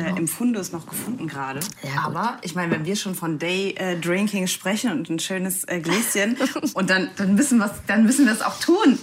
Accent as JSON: {"language": "German", "region": "Saarland", "country": "Germany", "said": "Ich komme ja aus dem Saarland"}